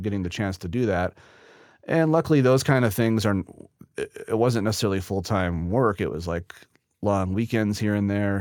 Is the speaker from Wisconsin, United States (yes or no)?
yes; Neenah, Wisconsin, United States; I was born and raised in Neenah, Wisconsin